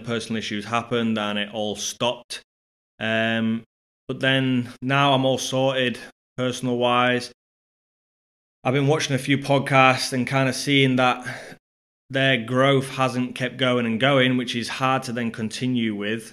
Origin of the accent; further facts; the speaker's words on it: Scunthorpe, Yorkshire and the Humber, United Kingdom; my hometown of Scunthorpe